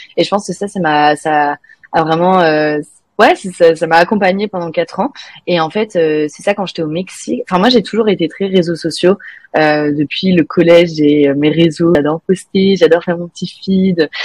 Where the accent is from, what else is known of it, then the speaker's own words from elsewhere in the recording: France; first language French; moved away as an adult; also born or lived in Mexico; now in Canada; je suis française